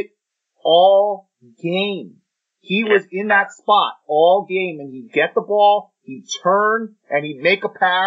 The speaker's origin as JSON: {"language": "English", "country": "United States", "said": "we're from the United States"}